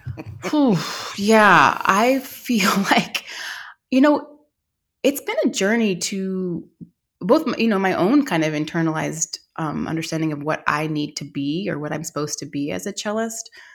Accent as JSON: {"language": "English", "town": "Austin", "region": "Texas", "country": "United States", "tie": "born or raised there", "said": "I grew up in Austin, Texas in the 80s"}